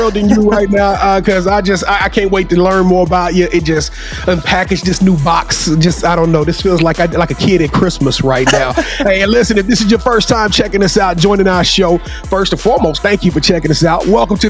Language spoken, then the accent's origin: English; Louisiana, United States; I'm from Louisiana